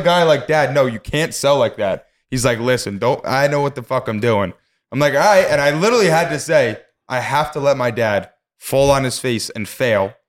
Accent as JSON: {"language": "English", "town": "Poughkeepsie", "region": "New York", "country": "United States", "tie": "born or raised there", "said": "when I was born in Poughkeepsie"}